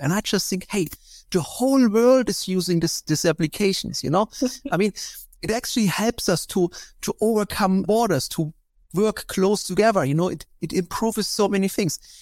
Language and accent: English; East Germany, Germany; I grew up in East Germany